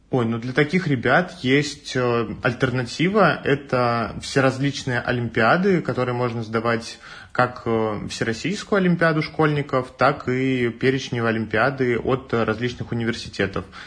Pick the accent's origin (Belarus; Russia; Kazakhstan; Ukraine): Russia; Tver, Tver Oblast; moved away as an adult; now in Moscow, Russia; я из Твери